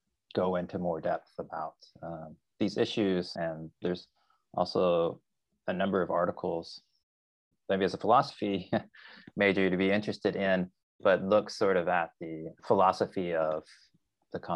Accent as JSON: {"language": "English", "region": "Arkansas", "country": "United States", "tie": "born or raised there", "also_born_or_lived": "California", "moved": "as an adult", "said": "I grew up in a very rural area of Arkansas in the 1980s"}